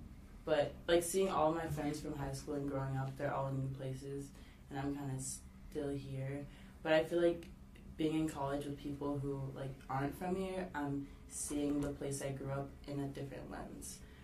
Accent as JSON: {"language": "English", "area": "San Francisco Bay Area", "region": "California", "country": "United States", "tie": "born or raised there", "also_born_or_lived": "Silicon Valley", "said": "I'm from the San Francisco Bay Area, born and raised."}